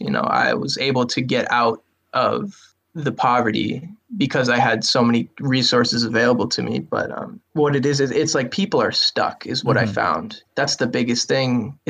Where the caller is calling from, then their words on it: Worcester, Massachusetts, United States; Worcester, Massachusetts.